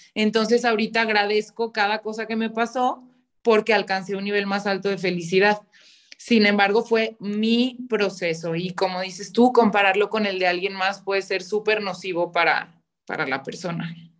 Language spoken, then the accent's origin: Spanish; León, Guanajuato, Mexico; soy de León, Guanajuato